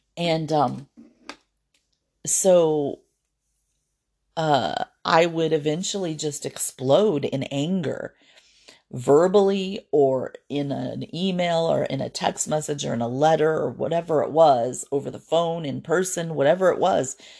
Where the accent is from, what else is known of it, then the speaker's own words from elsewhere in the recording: Fort Wayne, Indiana, United States; moved away; my hometown of Fort Wayne